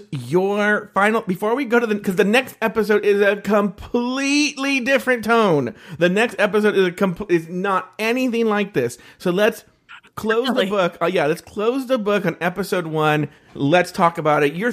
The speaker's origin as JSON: {"language": "English", "country": "Australia", "said": "That's what I like to do because I'm Australian yeah."}